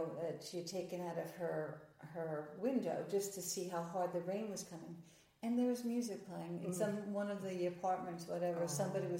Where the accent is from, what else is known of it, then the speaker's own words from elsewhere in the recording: Nashville, Tennessee, United States; I'm from Nashville, Tennessee, which is Music City, and there's street musicians all over the place.